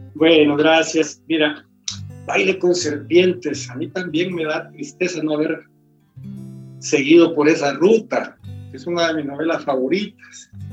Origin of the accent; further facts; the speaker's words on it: El Salvador; moved away; soy escritor salvadoreño en el sentido de que el país que me marcó, el país que me hirió, el país que me dio los temas